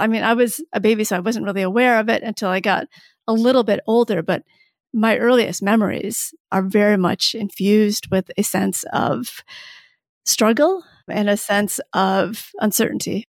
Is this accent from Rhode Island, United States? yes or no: no; Michigan, United States; also born or lived in Saigon, Vietnam; I was born in Saigon, and that's technically where I'm from, although my family left Saigon as refugees in nineteen seventy-five when I was a baby, and then I did grow up in Michigan.